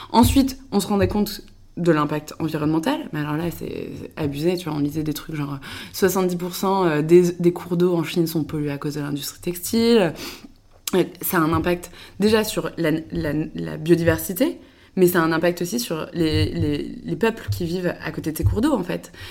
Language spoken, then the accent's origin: French; Le Mans, Pays de la Loire, France; also born or lived in Paris / Angers; Moi, je suis née à Paris, mais non, je suis après partie avec ma famille. On est parti au Mans. Donc j'ai fait une grande partie de mon enfance à au Mans.